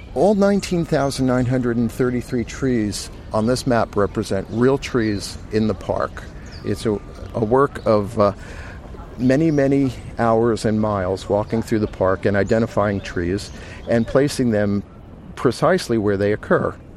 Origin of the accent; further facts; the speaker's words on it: New York, United States; I'm a New Yorker